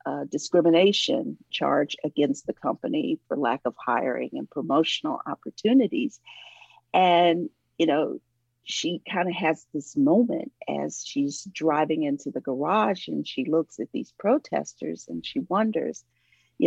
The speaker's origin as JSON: {"language": "English", "region": "Ohio", "country": "United States", "moved": "yes", "lives_now": "Atlanta, United States", "said": "I am originally from Ohio, but I've lived here for decades now"}